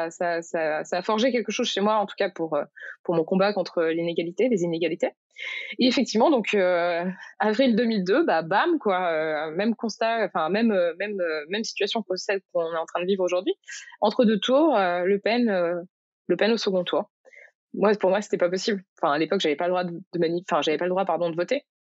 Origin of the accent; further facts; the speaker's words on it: Morocco; En gros, moi, euh, j'ai grandi au Maroc et euh, mes parents avaient fait le choix quand j'étais petite de mettre dans une école euh, marocaine où j'ai appris l'arabe en fait.